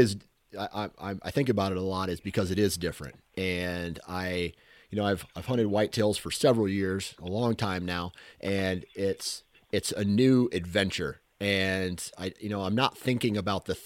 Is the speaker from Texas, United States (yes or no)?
no; Iowa, United States; I'm from Iowa. I've been, you know, born into the state here